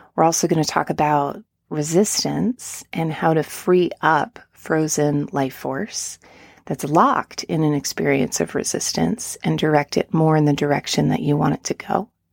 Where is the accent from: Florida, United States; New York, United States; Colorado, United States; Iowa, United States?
New York, United States; near Woodstock; now in Asheville, United States; I grew up near Woodstock